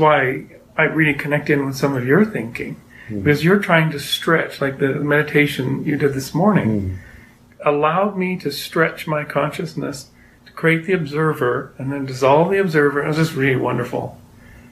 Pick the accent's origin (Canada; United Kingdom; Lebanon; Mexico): Canada; moved away as an adult; now in United States; I'm Canadian